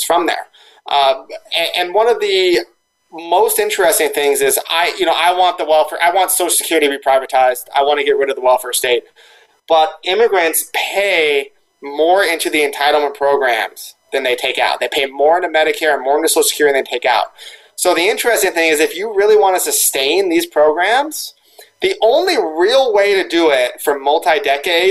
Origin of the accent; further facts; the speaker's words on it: Southern California, United States; I'm from Southern California, in the town next to where I grew up in Oxnard